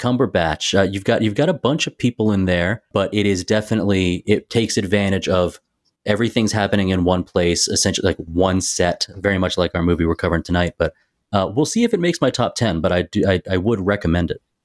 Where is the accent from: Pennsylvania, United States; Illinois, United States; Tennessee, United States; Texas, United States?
Tennessee, United States; moved away; I'm from Tennessee